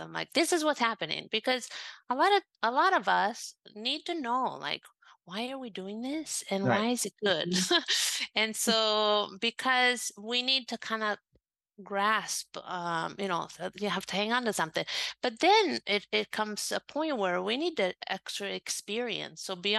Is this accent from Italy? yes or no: yes; Italy; I was brought up in Italy, but, you know, my mom was from the States. I grew up learning Latin and Greek and philosophy.